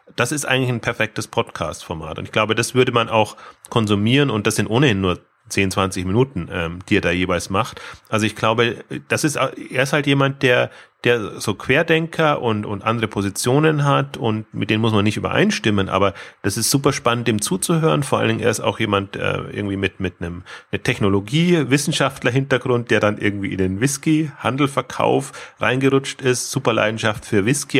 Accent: Bavaria, Germany; ich komme jetzt äh, aus Bayern

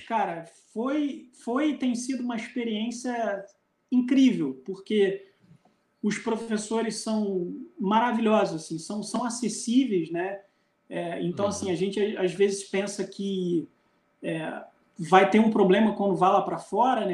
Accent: Brazil; o senhor é brasileiro? Eu falei, sou

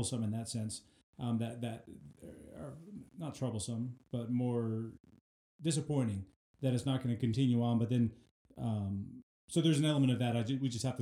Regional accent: Colorado Springs, Colorado, United States; moved away as an adult; now in Brush, United States; We're from Colorado Springs

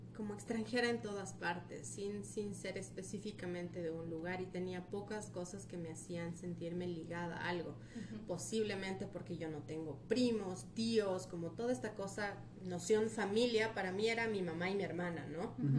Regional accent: Ecuador; moved away; also born or lived in Argentina / Brazil; vengo curiosamente de una familia de padre colombiano, madre peruana, yo nací en Ecuador

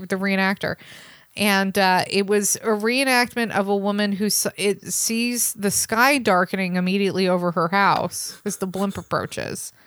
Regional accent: San Francisco Bay Area, California, United States; I grew up in the San Francisco Bay Area

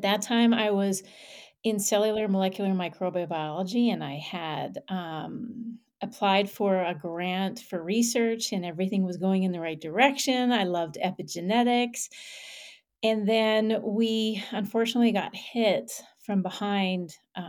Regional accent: Canada; And I will share some roots with you, which is I'm Canadian.

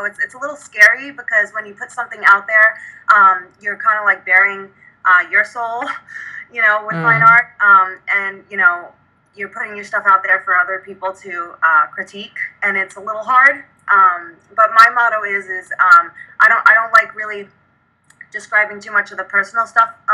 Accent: New York City, New York, United States; moved away as an adult; now in Arizona, United States; We grew up in New York. And we were great friends throughout high school

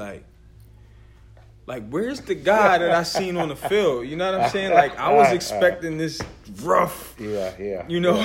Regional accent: Philadelphia, Pennsylvania, United States; growing up on the East Coast

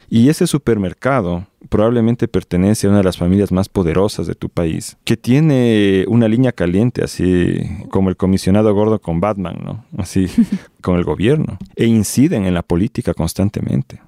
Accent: Ecuador; en mi país, en Ecuador

